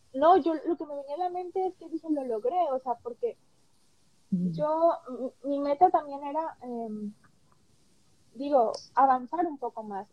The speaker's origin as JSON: {"language": "Spanish", "region": "Veracruz", "country": "Mexico", "moved": "yes", "lives_now": "Long Beach, United States", "said": "yo soy de Veracruz, Soy del estado de Veracruz"}